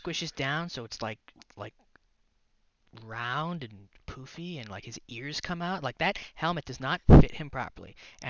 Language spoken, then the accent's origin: English; Canada; we're Canadian.